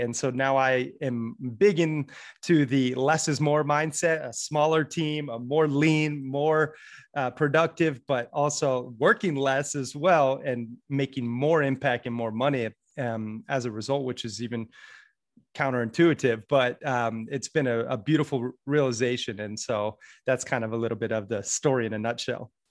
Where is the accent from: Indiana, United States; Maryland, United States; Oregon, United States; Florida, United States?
Florida, United States; Sarasota; also born or lived in Red Lodge, Montana; I was born and raised in Sarasota, Florida, and then grew up half in Red Lodge, Montana.